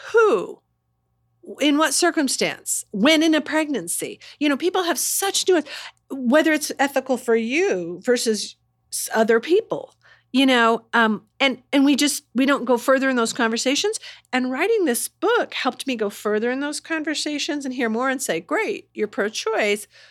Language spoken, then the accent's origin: English; Indiana, United States; moved away; I'm from Indiana